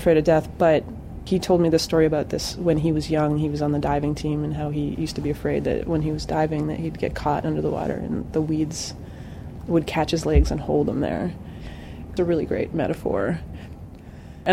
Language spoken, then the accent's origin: English; Western Canada, Alberta, Canada; moved away; also born or lived in New Jersey; I actually worked at a residency program in Canada, which is where I grew up in Western Canada, in Alberta